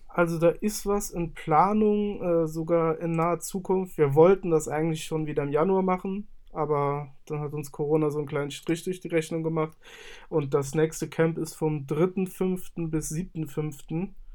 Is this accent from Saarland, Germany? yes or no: yes; Saarland, Germany; Ich komme aus dem Saarland und bin 27 Jahre alt.